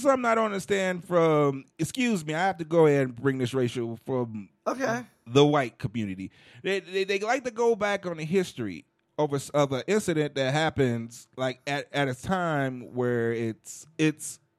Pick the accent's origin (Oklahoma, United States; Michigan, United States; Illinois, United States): Illinois, United States; Chicago; now in Denver, United States; I'm from Chicago